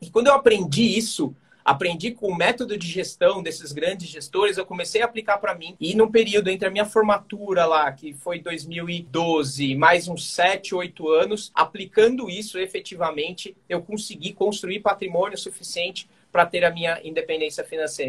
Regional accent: São Paulo, Brazil; Sou aqui de São Paulo

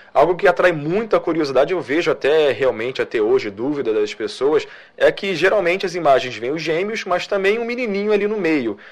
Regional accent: Nilópolis, Rio de Janeiro, Brazil; eu sou de Nilópolis, então município ali vizinho na Baixada

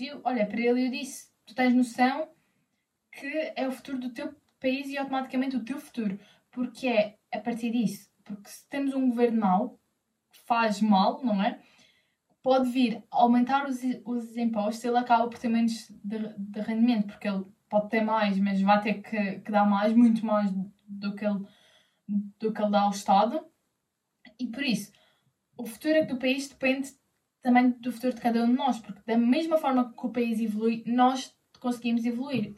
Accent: Madeira, Portugal; Eu sou da Madeira

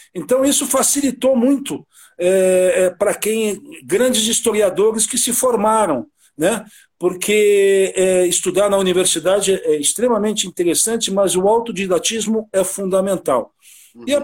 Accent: São Paulo, Brazil; also born or lived in Rio de Janeiro; nasci no Rio e me criei no bairro do Brooklyn, Santo Amaro, ao longo da minha vida ali

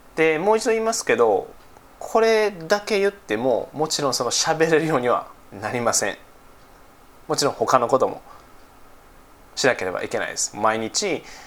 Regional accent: Nara, Japan; accent: Kansai dialect; 僕奈良出身で、えー、奈良県在住ですね

